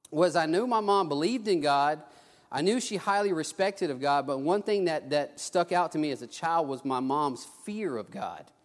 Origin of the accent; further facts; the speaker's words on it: Texas, United States; also born or lived in Mobile, Alabama; I was, I was born in Mobile, but after I was about a year old, we moved to South Texas. And um, I grew up in a loving, I grew up with loving, hardworking parents, but we didn't go to church.